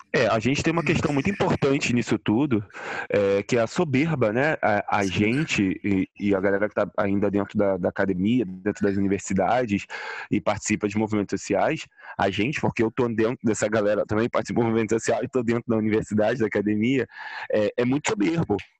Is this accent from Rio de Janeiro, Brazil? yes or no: yes; Nilópolis, Rio de Janeiro, Brazil; eu, preto, pobre, vindo da Baixada Fluminense, começar a chegar lá na, no, em Ilópolis, de onde eu vim